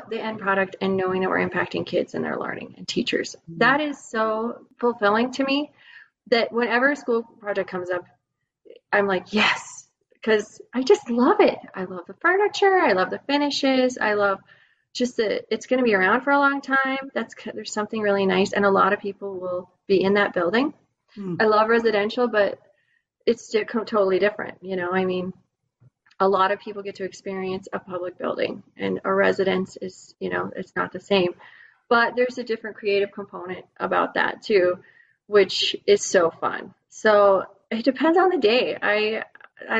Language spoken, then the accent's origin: English; the West, United States; growing up in the West